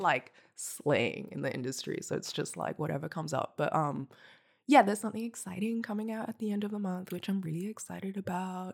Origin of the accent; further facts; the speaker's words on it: Hong Kong; now in Melbourne, Australia; I'm from Hong Kong. I grew up there, and then I moved to Nam in twenty thirteen.